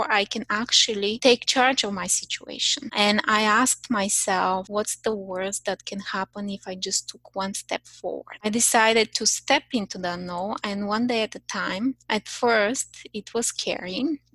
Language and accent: English; Bulgaria; English is a second language; moved away as an adult; also born or lived in Paris, France; now in Canada; when I was 22 years old, I moved from Bulgaria to France, Paris, France, to study my master's